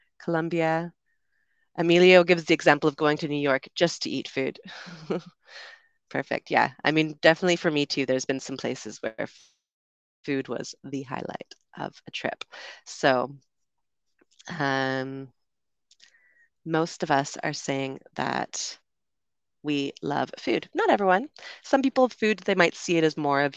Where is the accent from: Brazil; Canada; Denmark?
Canada; moved away as an adult; also born or lived in United Kingdom; now in Panama; I'm from Canada originally, also spent some time living in the UK, and currently I am streaming to you from Panama